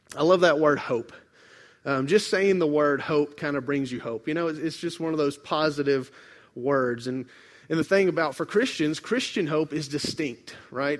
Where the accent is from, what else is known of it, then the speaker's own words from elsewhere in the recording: Memphis, Tennessee, United States; I grew up in Memphis near the Mississippi River